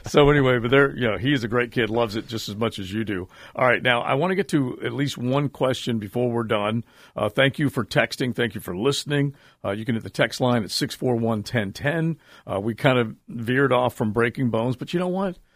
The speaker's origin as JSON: {"language": "English", "area": "St. Augustine", "region": "Florida", "country": "United States", "tie": "born or raised there", "said": "I grew up in the Aug."}